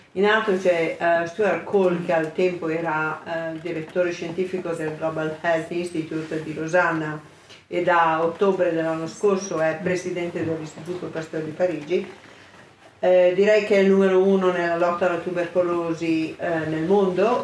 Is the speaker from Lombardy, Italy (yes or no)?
yes; Santa Maria della Versa, Lombardy, Italy; io sono dell'Oltrepo, vengo da Santa Maria della Versa